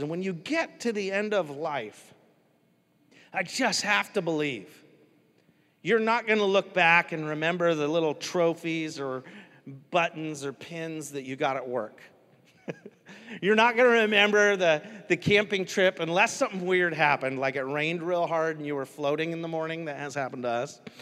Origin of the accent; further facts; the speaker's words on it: United States; I'm American.